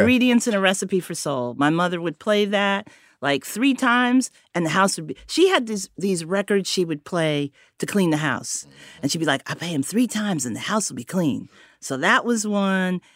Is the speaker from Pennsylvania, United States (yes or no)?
no; Connecticut, United States; also born or lived in Harlem, New York; I was born in Connecticut, but I grew up between Connecticut and Harlem